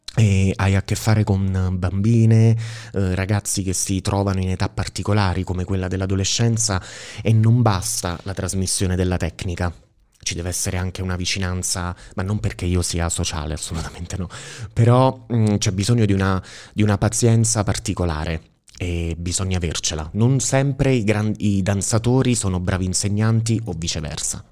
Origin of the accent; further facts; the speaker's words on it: Sala, Italy; moved away as an adult; io sono appunto originario di Sala e nella vita mi sono trasferito, sono andato via da Sala, avevo 18 anni